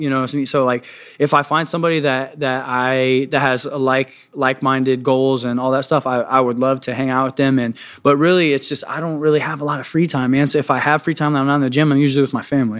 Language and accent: English; Washington, D.C. area, Northern Virginia, United States; now in Kansas City, United States; I'm from Northern Virginia, Washington, D C area